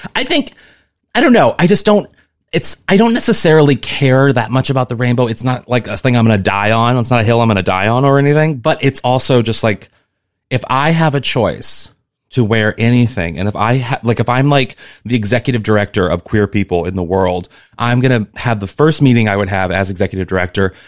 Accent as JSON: {"language": "English", "region": "Missouri", "country": "United States", "also_born_or_lived": "New York / Los Angeles", "moved": "as an adult", "said": "I come from Missouri"}